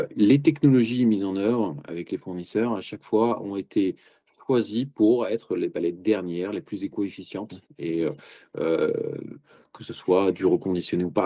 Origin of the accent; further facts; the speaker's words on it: Marseille, Provence-Alpes-Côte d'Azur, France; je suis Marseillais d'origine, je, connais bien, c'est ma ville de cœur, j'ai vécu toujours dans le sud de la France